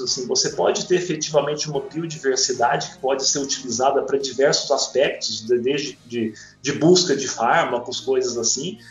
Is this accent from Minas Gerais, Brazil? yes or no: yes; interior of Minas Gerais, Brazil; eu sou do interior de Minas